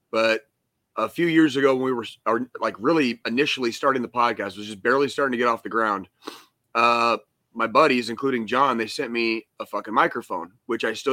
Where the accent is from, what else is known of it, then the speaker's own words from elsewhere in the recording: Arizona, United States; also born or lived in Colorado; now in Missouri, United States; I grew up in Arizona. I've spent 7 years in Colorado